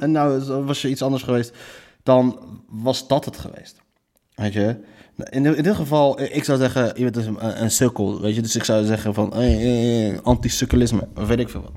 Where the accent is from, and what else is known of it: Morocco